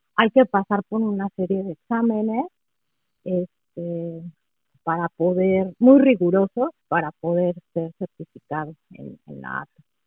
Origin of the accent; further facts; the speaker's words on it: Mexico City, Mexico; first language Spanish; moved away as an adult; also born or lived in Toluca; now in Michigan, United States; Yo nací y crecí en la Ciudad de México y estuve ahí hasta los 28 años